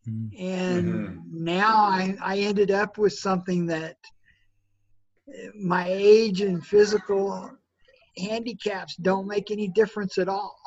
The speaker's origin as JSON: {"language": "English", "town": "Norman", "region": "Oklahoma", "country": "United States", "tie": "born or raised there", "said": "I grew up in Norman, Oklahoma"}